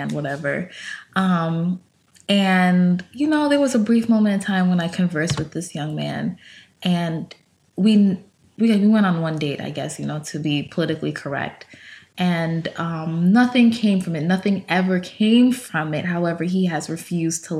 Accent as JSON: {"language": "English", "town": "New York City", "region": "New York", "country": "United States", "said": "we come from Queens"}